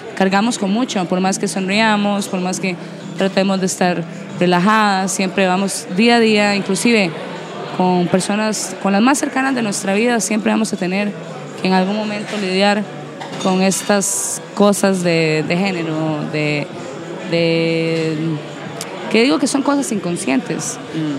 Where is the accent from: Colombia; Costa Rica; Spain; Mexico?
Costa Rica; para nosotros como costarricenses